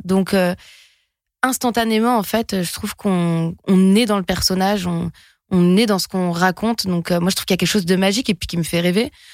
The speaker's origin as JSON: {"language": "French", "area": "French Basque Country", "region": "Nouvelle-Aquitaine", "country": "France", "moved": "yes", "said": "de là où je viens, du Pays Basque"}